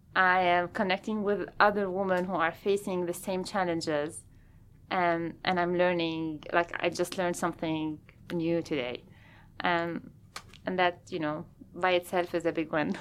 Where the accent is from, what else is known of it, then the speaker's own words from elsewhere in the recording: Lebanon; moved away as an adult; also born or lived in France / Lausanne, Switzerland / Bern, Switzerland / Salt Lake City, Utah; now in Seattle, United States; I'm originally from Lebanon